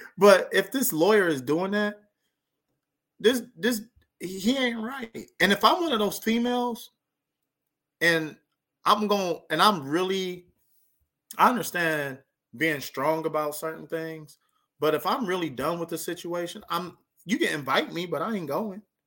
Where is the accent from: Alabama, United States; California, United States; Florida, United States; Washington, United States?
California, United States; near Lancaster/Palmdale; right by my hometown